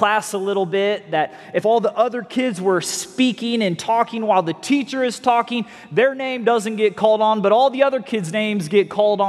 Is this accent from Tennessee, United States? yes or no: no; North Fort Myers, Florida, United States; we're from North Fort Myers. We say ain't all the time